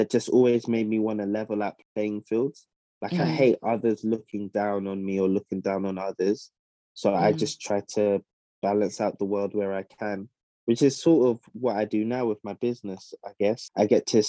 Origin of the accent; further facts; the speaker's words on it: London, United Kingdom; moved away as an adult; also born or lived in Midlands; now in Ghana; I was born and raised in South London, but yeah, I'm of Ghanaian heritage